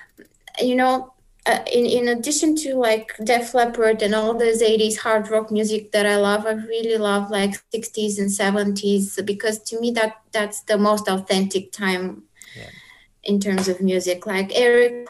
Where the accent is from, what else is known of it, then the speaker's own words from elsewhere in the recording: Bulgaria; moved away as an adult; also born or lived in South Korea; my hometown